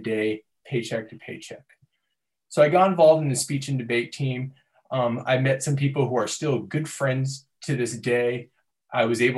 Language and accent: English; Torrance, California, United States; I'm originally from Torrance, California.